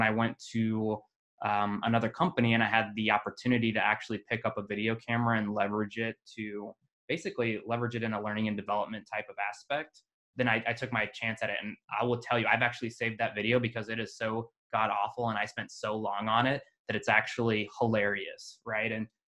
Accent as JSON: {"language": "English", "region": "Kansas", "country": "United States", "tie": "born or raised there", "also_born_or_lived": "Las Vegas, Nevada / Iowa / Arizona / Utah", "said": "Where was I born? I was born in Las Vegas. I was adopted at a very young age, around two, by my own family. So I quickly moved from Las Vegas to Kansas. So I grew up a country boy, basically, in a city."}